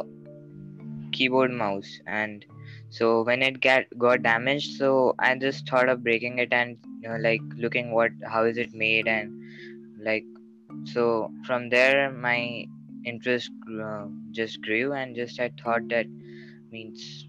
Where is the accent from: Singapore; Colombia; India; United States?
India; I'm from India.